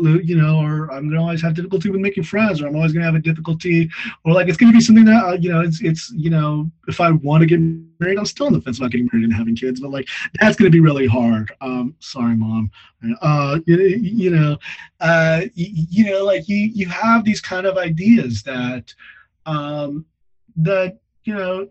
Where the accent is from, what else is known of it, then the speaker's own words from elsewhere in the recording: United States; moved away; also born or lived in Midwest / California / Texas; I grew up in California and Texas